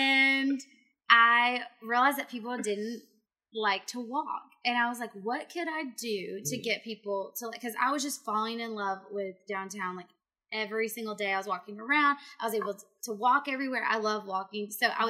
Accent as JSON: {"language": "English", "town": "Augusta", "region": "Georgia", "country": "United States", "tie": "born or raised there", "also_born_or_lived": "Columbia County", "said": "Born and raised in Augusta."}